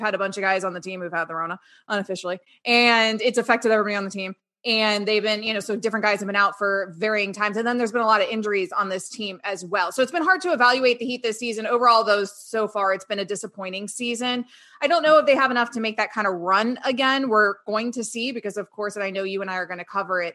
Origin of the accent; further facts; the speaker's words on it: Sarasota, Florida, United States; Jeff and I grew up in Sarasota, Florida